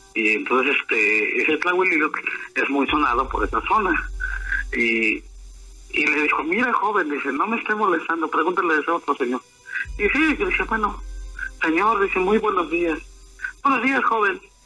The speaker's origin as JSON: {"language": "Spanish", "town": "Ixhuatlán de Madero", "region": "Veracruz", "country": "Mexico", "tie": "born or raised there", "moved": "yes", "lives_now": "State of Mexico, Mexico", "said": "soy emigrante de aquí en el Estado de México, pero yo soy originario de Ojitalcuayo, municipio de Izhuatlán de Madero."}